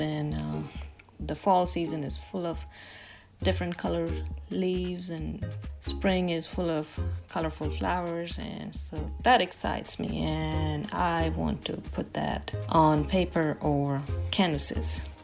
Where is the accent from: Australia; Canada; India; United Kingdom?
India; moved away as an adult; now in Atlanta, United States; I'm from India. I was born and raised there. I came to the United States in two thousand